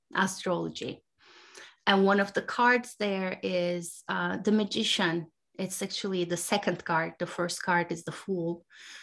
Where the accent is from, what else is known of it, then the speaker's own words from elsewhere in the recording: Turkey; now in United States; I now live in the US, I grew up in Turkey.